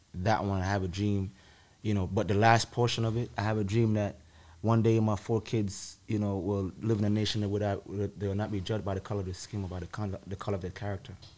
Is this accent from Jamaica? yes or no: yes; Jamaica; moved away; growing up in Jamaica and the, the, eight years I lived there and going to school there